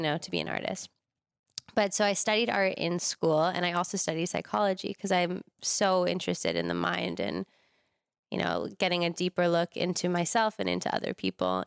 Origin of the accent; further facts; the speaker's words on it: Larchmont, New York, United States; moved away as an adult; also born or lived in Boulder, Colorado; now in Los Angeles, United States; I grew up in New York in the suburbs in a place called Westchester